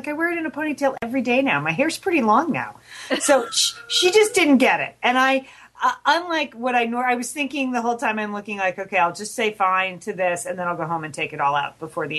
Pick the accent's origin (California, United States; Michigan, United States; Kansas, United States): California, United States; Pasadena; here in my hometown